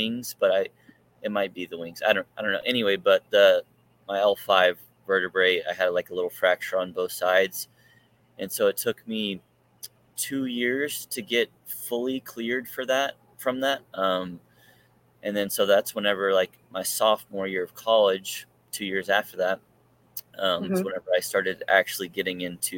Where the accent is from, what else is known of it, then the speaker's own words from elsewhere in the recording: Ardmore, Oklahoma, United States; now in Norman, United States; I'm from Ardmore, Oklahoma, which is like southern Oklahoma